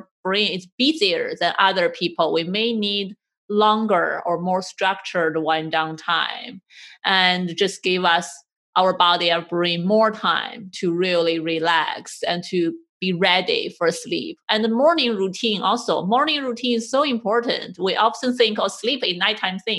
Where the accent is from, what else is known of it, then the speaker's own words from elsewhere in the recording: China; moved away; I grew up in Chinese culture and it's our habit to take a nap